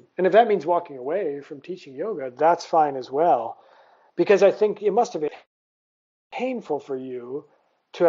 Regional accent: Toledo, Ohio, United States; moved away as an adult; also born or lived in Vietnam / India; now in Southeast Asia; growing up in Toledo, Ohio as a child

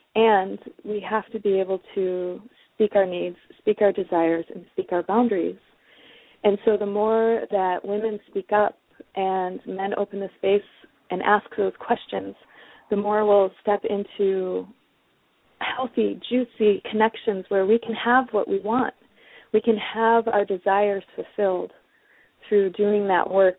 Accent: Detroit, Michigan, United States; moved away; also born or lived in West Coast; I'm originally from Detroit, and um, Detroit people are often very outspoken. And so there is definitely part of that within the way that I was raised to be outspoken

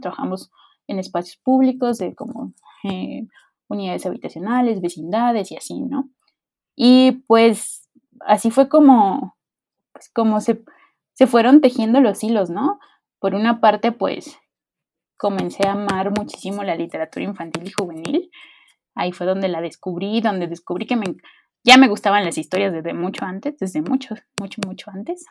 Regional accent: Veracruz, Mexico; Yo soy veracruzana

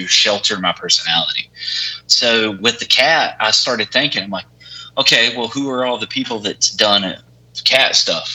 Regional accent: West Virginia, United States; I'm from West Virginia

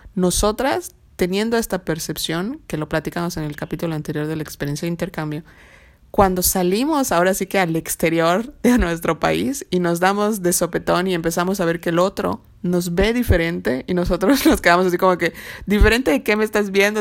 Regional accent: Mexico; como buenos mexicanos

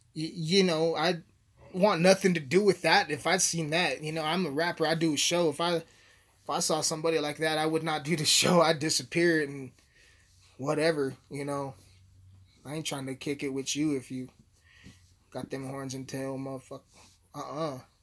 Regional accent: Alamosa, Colorado, United States; born and raised in Alamosa, Colorado

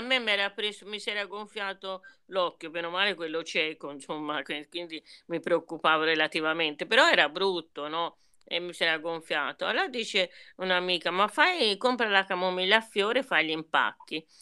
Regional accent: Orbetello, Tuscany, Italy; now in Florence, Italy; Io sono di genitori meridionali, ma sono nata a Orbetello

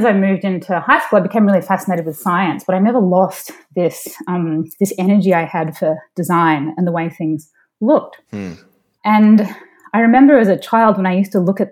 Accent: Melbourne, Victoria, Australia; moved away as an adult; also born or lived in Sydney, Australia / Silicon Valley / New Jersey; now in San Francisco, United States; I grew up in Melbourne, Australia

